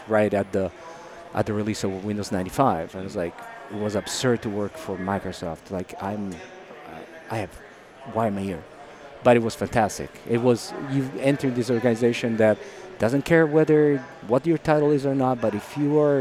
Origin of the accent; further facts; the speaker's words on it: Italy; English is a second language; moved away as an adult; also born or lived in Dublin, Ireland / Seattle, United States; now in California, United States; I was born and raised in Italy